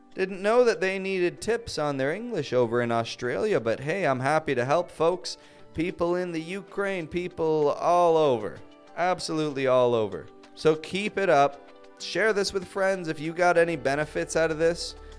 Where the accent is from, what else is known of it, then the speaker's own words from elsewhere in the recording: Toronto, Ontario, Canada; now in Mexico; I'm from Toronto, from Canada